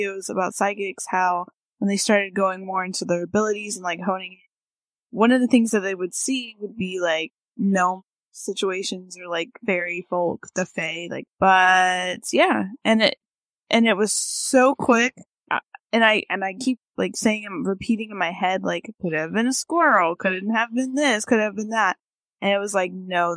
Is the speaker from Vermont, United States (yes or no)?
no; North Carolina, United States; I've lived here, and I've lived here even when I was a kid